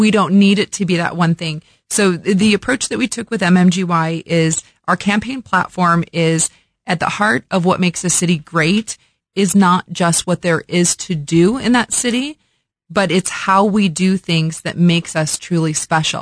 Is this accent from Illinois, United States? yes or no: yes; Illinois, United States; moved away as an adult; also born or lived in Las Vegas; now in Kansas City, United States; born and raised in Illinois, so that's the full circle approach of coming back to my Midwestern roots